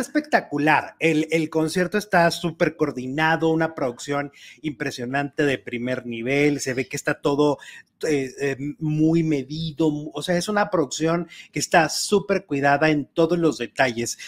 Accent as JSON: {"language": "Spanish", "country": "Mexico", "said": "nuestra música ranchera mexicana"}